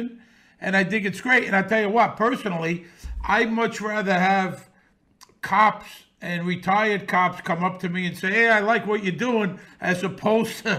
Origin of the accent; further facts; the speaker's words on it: New York City, New York, United States; I grew up around this in Bensonhurst in the 60s and 70s